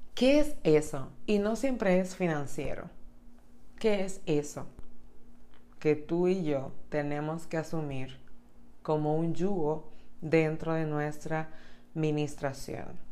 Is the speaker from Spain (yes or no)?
no; Dominican Republic; en República Dominicana, que es mi país natal